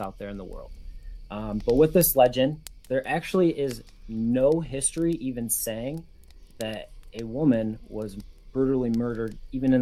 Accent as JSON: {"language": "English", "region": "West Michigan", "country": "United States", "said": "we are both from Michigan"}